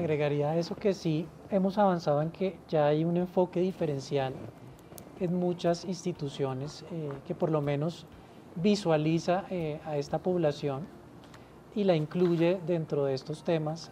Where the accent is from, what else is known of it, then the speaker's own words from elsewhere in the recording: Colombia; somos los colombianos